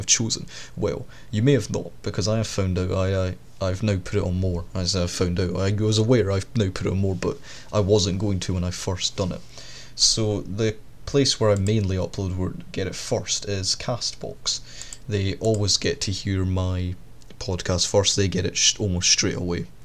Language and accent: English; Scotland, United Kingdom; the distance between my hometown and a big city, because that's what it is. This town is basically just a midpoint for all the cities.